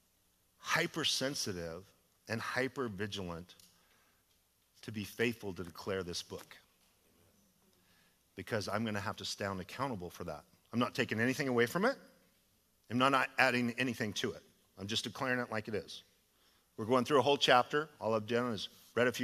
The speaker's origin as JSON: {"language": "English", "region": "Idaho", "country": "United States", "moved": "yes", "lives_now": "California, United States", "said": "I'm from Idaho"}